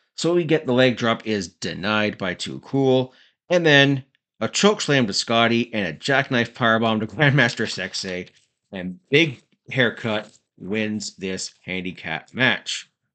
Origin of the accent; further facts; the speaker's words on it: Cannington, Ontario, Canada; my hometown, Cannington, Ontario, Canada